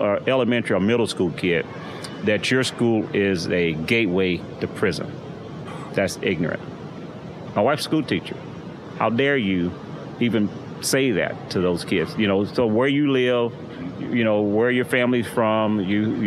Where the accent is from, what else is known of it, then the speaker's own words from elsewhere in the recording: Houston, Texas, United States; I'm from Houston. I grew up in Sunnyside